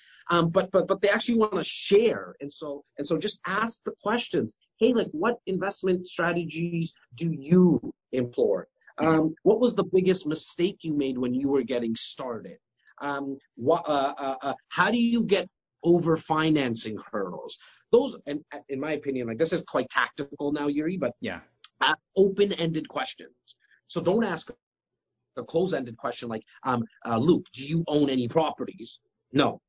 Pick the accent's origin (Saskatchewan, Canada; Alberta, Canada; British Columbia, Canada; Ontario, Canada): Ontario, Canada; Toronto; it's also the place I'm born and raised.